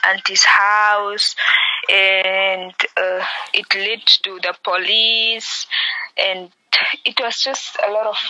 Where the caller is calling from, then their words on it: Namibia; I'm calling from Namibia.